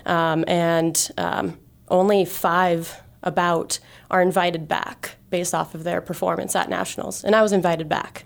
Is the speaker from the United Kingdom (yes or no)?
no; Great Falls, Montana, United States; I grew up in Great Falls, uh, you know, just a few hours from here